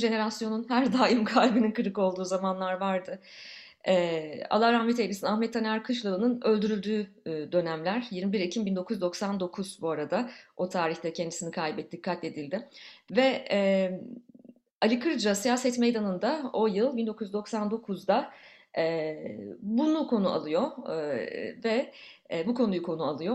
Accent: Ankara, Turkey; moved away as an adult; now in Canada; ikimizin de su katılmamış Ankaralı oluşumuz

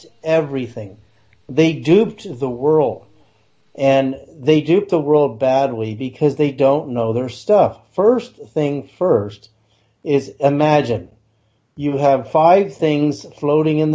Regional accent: Berkeley, California, United States; as a kid growing up in Berkeley, California

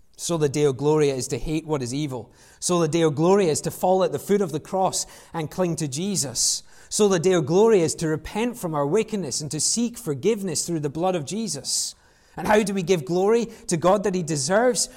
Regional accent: United Kingdom; we're British

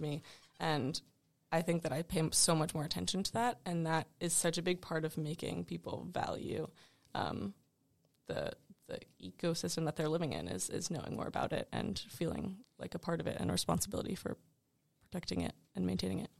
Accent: Richmond, Virginia, United States; I'm from Richmond, Virginia

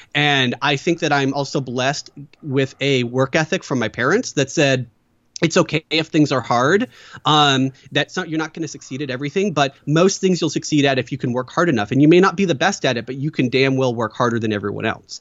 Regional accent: Battle Ground, Washington, United States; also born or lived in Portland, Oregon; a little town called Battleground, Washington

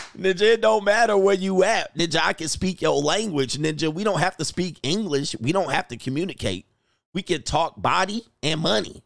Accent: Baltimore, Maryland, United States; I'm from Baltimore

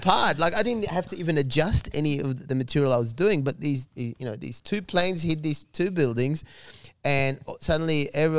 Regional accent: Australia; also born or lived in Egypt; I grew up in Australia, so you know, the Australian culture was familiar to me.

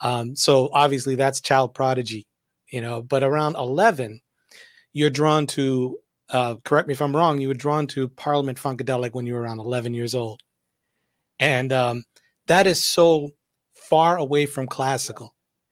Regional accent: Massachusetts, United States; You don't know this because I'm actually born and raised in Massachusetts too. I'm from the North.

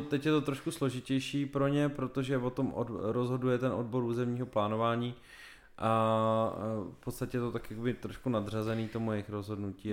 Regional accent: Czechia; jsme Češi

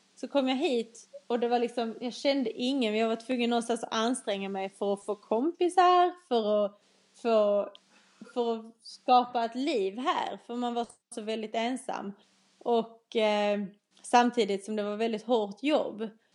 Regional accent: Skåne, Sweden; accent: Skåne dialect; moved away as an adult; now in England; Jag är en 21-årig eh, tjej från Skåneland som ni kanske redan har förstått på min dialekt

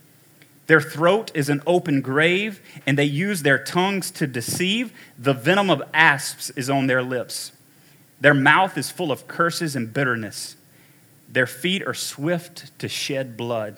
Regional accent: United States; we grew up in America

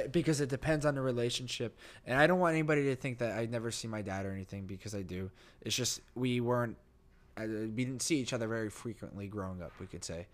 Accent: New Jersey, United States; born or raised there; moved away

